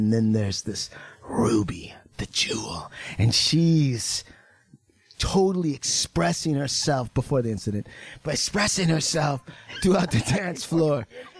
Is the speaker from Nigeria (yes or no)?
no; Canada; accent: Canadian; It's my Canadian accent, bro.